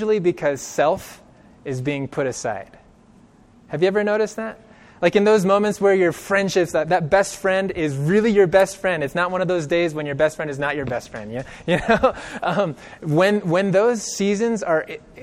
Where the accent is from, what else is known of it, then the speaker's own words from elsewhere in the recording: Bakersfield, California, United States; I grew up in California. I grew up in Bakersfield, which is relatively close to Los Angeles.